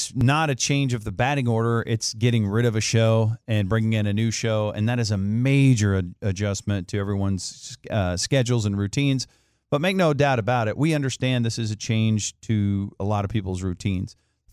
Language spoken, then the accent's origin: English; Dallas-Fort Worth, Texas, United States; We grew up here in Dallas-Fort Worth